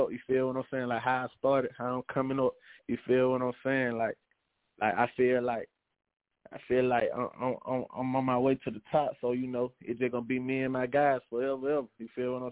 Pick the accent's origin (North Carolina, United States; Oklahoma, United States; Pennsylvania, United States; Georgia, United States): Georgia, United States; Cuthbert; I'm from Cuthbert, Georgia, on the outskirts of Albany, Georgia.